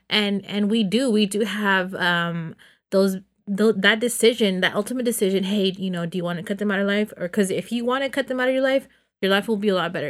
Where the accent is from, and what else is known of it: Los Banos, California, United States; born or raised there; moved away